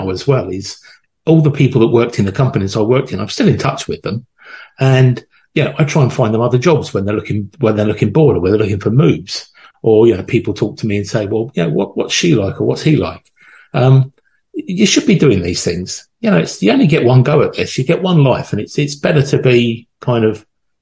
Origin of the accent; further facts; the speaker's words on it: London, United Kingdom; I was born in Northwest London in a place called Wembley